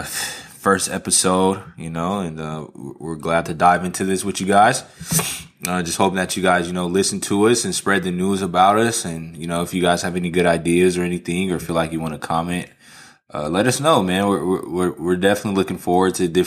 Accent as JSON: {"language": "English", "town": "Las Vegas", "region": "Nevada", "country": "United States", "moved": "yes", "lives_now": "Atlanta, United States", "said": "I'm originally from Las Vegas, Nevada."}